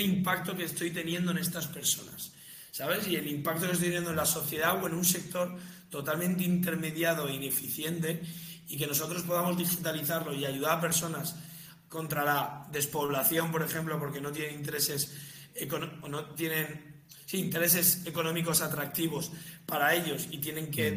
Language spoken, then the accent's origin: Spanish; Las Rozas, Community of Madrid, Spain; soy de Las Rozas